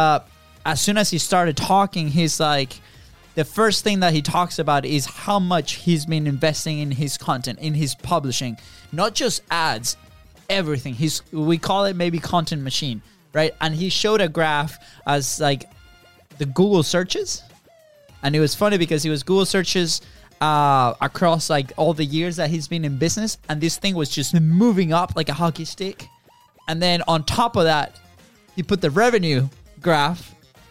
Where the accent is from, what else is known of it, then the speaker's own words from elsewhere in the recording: Florida, United States; We're from Florida. We live in Jacksonville, the opposite side of the country.